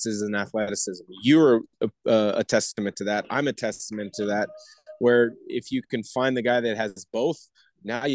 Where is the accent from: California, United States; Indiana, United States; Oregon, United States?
Oregon, United States; Portland; I grew up in Portland, 15, 20 minutes from campus